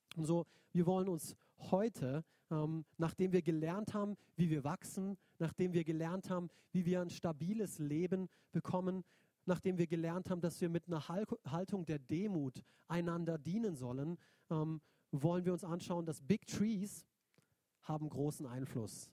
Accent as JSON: {"language": "German", "town": "Neuenburg", "country": "Germany", "tie": "born or raised there", "also_born_or_lived": "Binsen", "moved": "yes", "said": "Neuenburg ähm, ist der Ort, wo ich eigentlich groß geworden bin als Kind"}